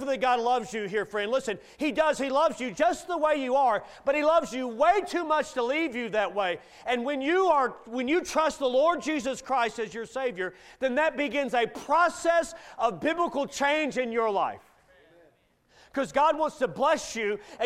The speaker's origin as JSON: {"language": "English", "town": "Bowling Green", "region": "Kentucky", "country": "United States", "tie": "born or raised there", "said": "my hometown of Bowling Green, Kentucky"}